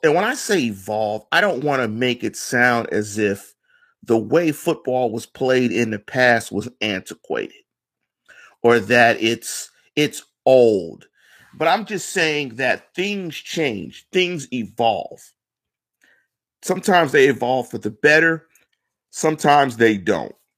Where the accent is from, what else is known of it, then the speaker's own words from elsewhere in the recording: Pittsburgh, Pennsylvania, United States; also born or lived in Atlanta; I'm from Manchester. I'm finna one five two three three, one five two one two, the North Side